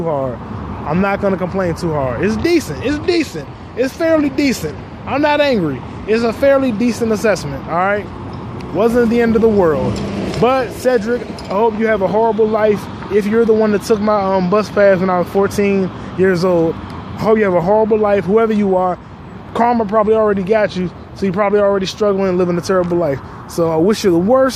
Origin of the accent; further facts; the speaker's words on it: United States; I was born in America.